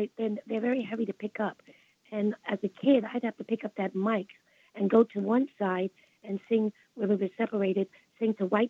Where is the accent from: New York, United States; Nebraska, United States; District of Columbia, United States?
New York, United States; Brooklyn; I came from Brooklyn, and I was devastated as a child.